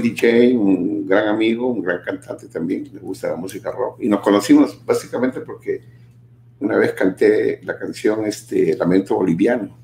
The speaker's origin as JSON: {"language": "Spanish", "region": "Lima", "country": "Peru", "tie": "born or raised there", "moved": "yes", "said": "participaba en varios programas en mi país, en Lima, en los programas juveniles de ese tiempo."}